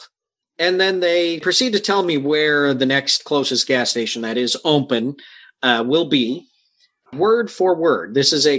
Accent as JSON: {"language": "English", "region": "Michigan", "country": "United States", "tie": "born or raised there", "moved": "yes", "lives_now": "Ohio, United States", "said": "I'm from Ohio. I grew up in Michigan"}